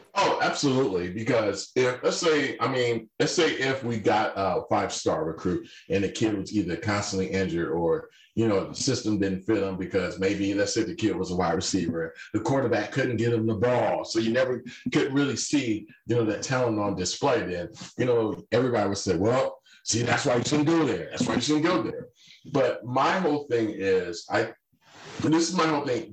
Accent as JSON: {"language": "English", "town": "Atlanta", "region": "Georgia", "country": "United States", "tie": "born or raised there", "said": "I grew up in Atlanta"}